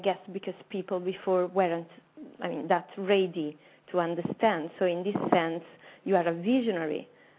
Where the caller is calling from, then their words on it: Italy; calling from Italy.